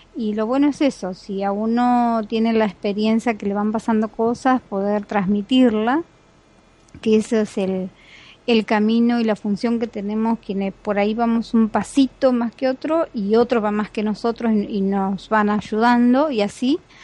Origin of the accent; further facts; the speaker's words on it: Argentina; soy argentina